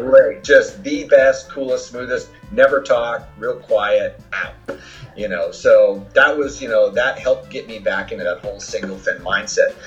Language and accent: English; Newport Beach, California, United States; also born or lived in Germany / Alhambra, California / Irvine, California; now in Santa Cruz, United States; live in Santa Cruz, California at Pleasure Point, originally from Newport. I learned how to surf at Blackie's